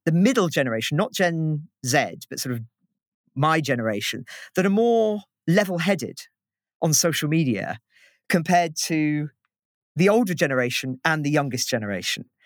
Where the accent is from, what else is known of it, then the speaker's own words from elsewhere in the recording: United Kingdom; as a Brit